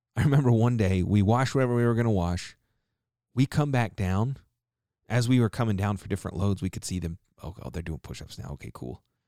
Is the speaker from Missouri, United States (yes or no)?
no; Tulsa, Oklahoma, United States; moved away; I grew up in Tulsa. For a little while, at least